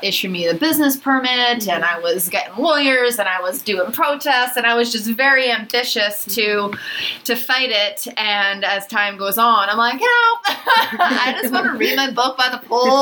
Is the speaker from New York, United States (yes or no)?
no; Philadelphia, Pennsylvania, United States; now in San Diego, United States; I'm originally from Philadelphia